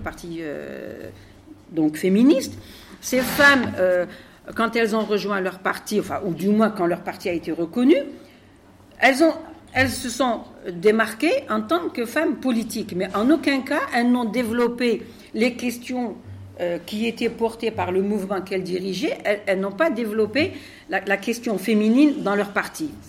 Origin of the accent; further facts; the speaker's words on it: Algeria; now in France; je viens d'Algérie